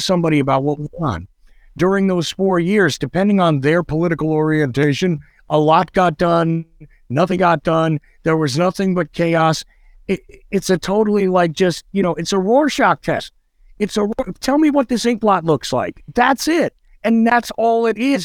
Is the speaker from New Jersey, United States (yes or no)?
yes; New Jersey, United States; also born or lived in New York; I grew up in New Jersey, okay? I grew up in New Jersey a little time in New York